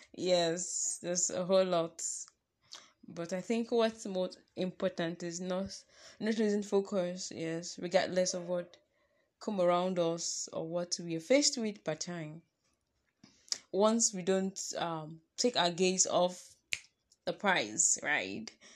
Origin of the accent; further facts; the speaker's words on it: Nigeria; I am a Nigerian